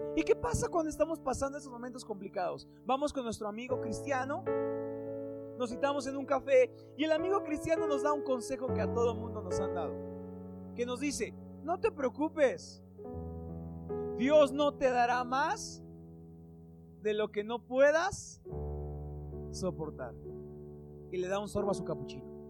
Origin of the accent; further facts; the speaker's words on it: Mexico; En México tenemos muchos